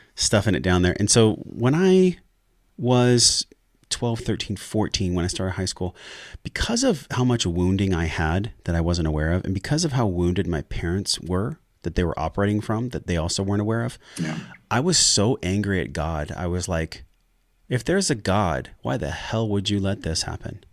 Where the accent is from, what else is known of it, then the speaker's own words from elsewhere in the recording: La Mesa, California, United States; I grew up in La Mesa, which is in East County, San Diego